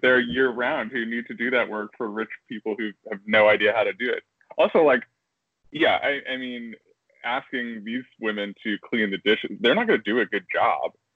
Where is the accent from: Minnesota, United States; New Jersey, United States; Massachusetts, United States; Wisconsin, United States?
New Jersey, United States; I'm from Jersey